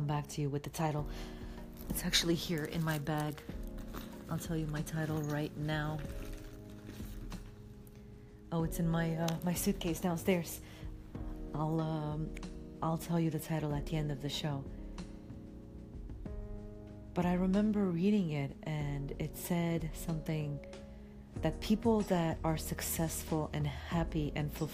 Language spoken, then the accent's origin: English; Timișoara, Timiș County, Romania; English is a second language; moved away as an adult; now in United States; Timișoara. That's my hometown in Romania.